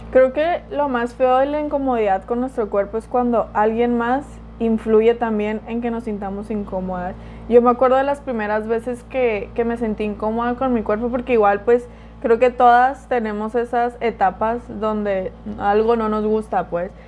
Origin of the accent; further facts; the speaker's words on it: Culiacán, Sinaloa, Mexico; also born or lived in Mérida; Y soy de Culiacán, vivo en Culiacán